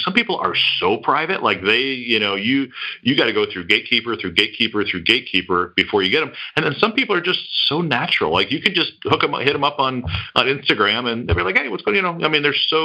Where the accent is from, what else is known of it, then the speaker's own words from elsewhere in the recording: Detroit, Michigan, United States; moved away; I grew up in Detroit